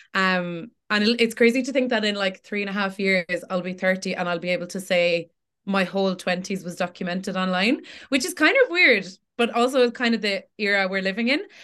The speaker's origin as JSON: {"language": "English", "area": "Tipperary", "region": "Munster", "country": "Ireland", "tie": "born or raised there", "also_born_or_lived": "Cork", "said": "I'm born and raised in Tipperary."}